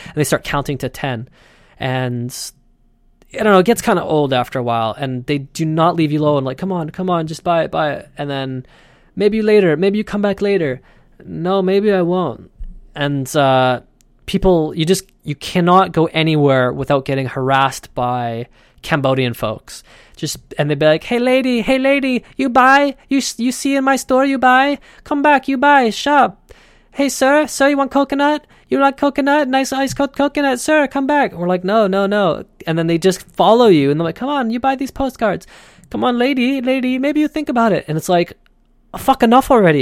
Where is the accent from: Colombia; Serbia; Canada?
Canada